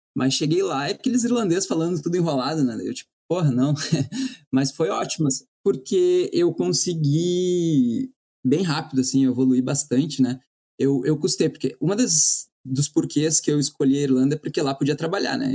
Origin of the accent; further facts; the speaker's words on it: Porto Alegre, Rio Grande do Sul, Brazil; moved away as an adult; also born or lived in Ireland / New York; eu sou de Porto Alegre